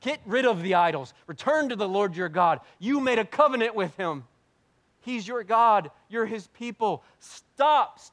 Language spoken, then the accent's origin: English; United States; we're very American, pretty white